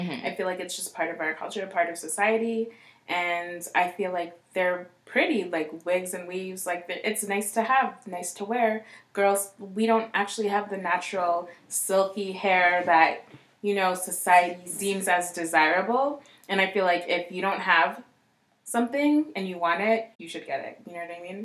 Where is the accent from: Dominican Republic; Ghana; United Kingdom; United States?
Ghana; moved away; I'm from Ghana, right?